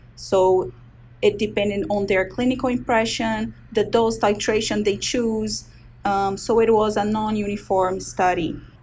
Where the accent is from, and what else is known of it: Brazil; born or raised there; moved away as an adult; now in Baltimore, United States